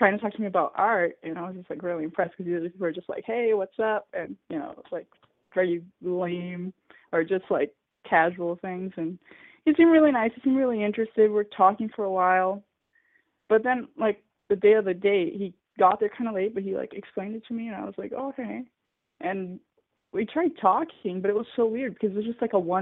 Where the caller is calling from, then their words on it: São Paulo, Brazil; I'm calling from Brazil. I live in São Paulo